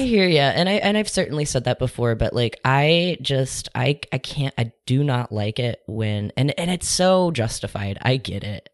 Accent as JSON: {"language": "English", "town": "Topeka", "region": "Kansas", "country": "United States", "tie": "born or raised there", "also_born_or_lived": "Brooklyn, New York", "moved": "yes", "said": "I was raised in Topeka, Kansas"}